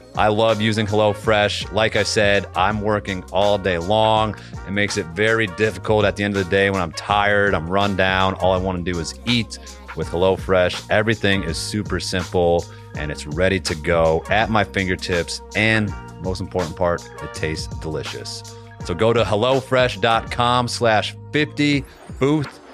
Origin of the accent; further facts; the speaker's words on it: Massachusetts, United States; I grew up in Massachusetts